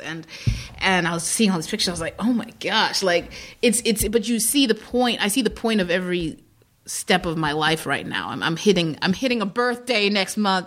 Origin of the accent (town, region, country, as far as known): Zimbabwe; born or raised there; moved away; also born or lived in Iowa, United States / New York, United States